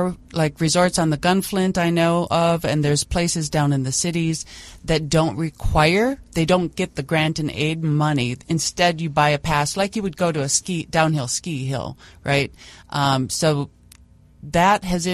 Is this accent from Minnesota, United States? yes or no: yes; Rochester, Minnesota, United States; moved away as an adult; now in Bemidji, United States; I grew up in Rochester, Minnesota